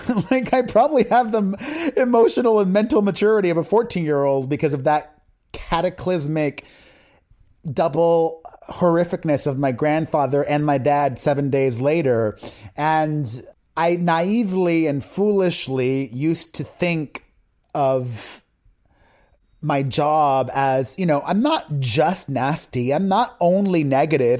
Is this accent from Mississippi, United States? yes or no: no; Miami, Florida, United States; growing up in Miami in a Latino community and a religious community on top